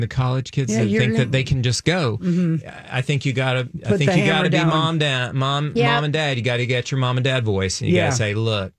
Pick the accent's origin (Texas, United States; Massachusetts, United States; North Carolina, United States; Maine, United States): North Carolina, United States; I grew up in the South and in North Carolina